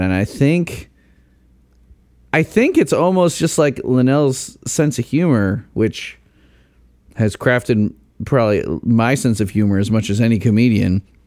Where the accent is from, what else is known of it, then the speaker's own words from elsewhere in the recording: Chicago, Illinois, United States; now in Indiana, United States; I grew up in the Chicago burbs